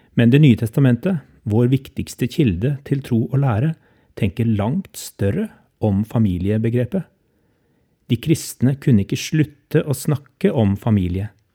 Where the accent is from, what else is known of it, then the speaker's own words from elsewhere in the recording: Norway; som nordmenn